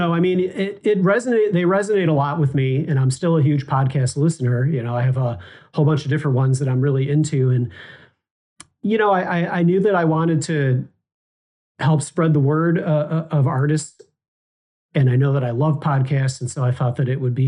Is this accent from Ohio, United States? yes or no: no; Chicago, Illinois, United States; I'm Chicago-based